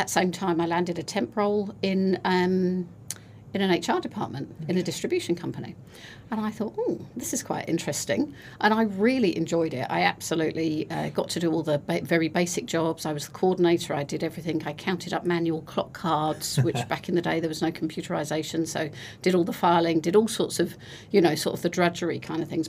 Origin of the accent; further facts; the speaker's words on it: United Kingdom; moved away as an adult; now in New Zealand; now don't live in my home country